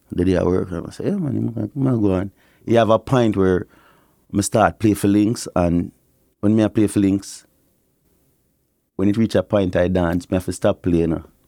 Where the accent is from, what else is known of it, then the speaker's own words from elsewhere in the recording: Kingston, Jamaica; moved away; Kingston, Jamaica, I grew up.